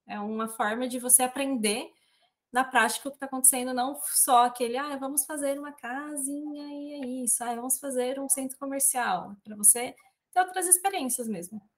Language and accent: Portuguese; Presidente Prudente, São Paulo, Brazil; eu sou aqui da região do Oeste Paulista, né? De uma cidade muito curiosamente chamada de Presidente Prudente